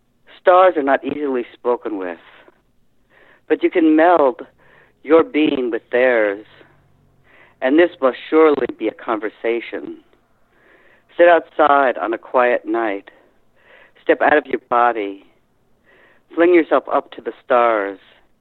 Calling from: Massachusetts, United States; Cape Cod.

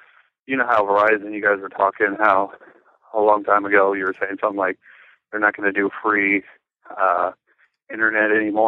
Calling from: Des Moines, Iowa, United States; from Des Moines.

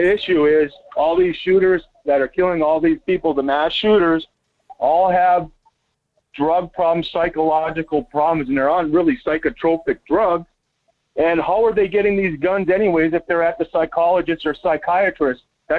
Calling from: Las Vegas, Nevada, United States; Yeah, hi, Mike. … from Vegas.

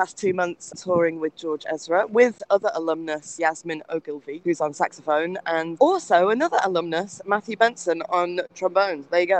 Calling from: Rotterdam, South Holland, Netherlands; I'm calling from Rotterdam today.

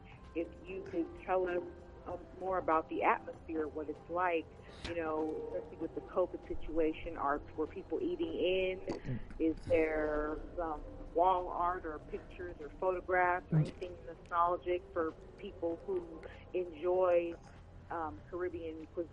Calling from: Los Angeles, California, United States; I'm calling from Los Angeles, California.

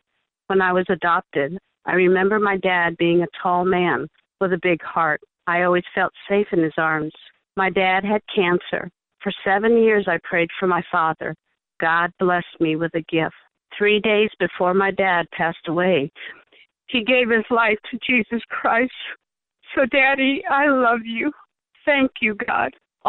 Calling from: Lincoln, Nebraska, United States; Hi. I am calling from Lincoln, Nebraska.

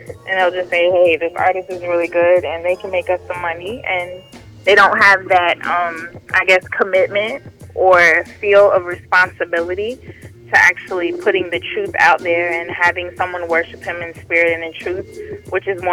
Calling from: Homestead, Florida, United States; I'm calling from Homestead.

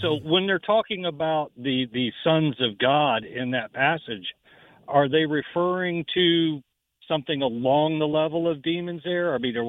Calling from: Jacksonville, Florida, United States

